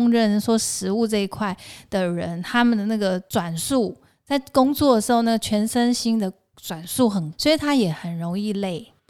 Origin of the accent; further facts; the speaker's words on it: Taoyuan, Taiwan; 哦，我是桃园的眷村出来，我不是台北人呐。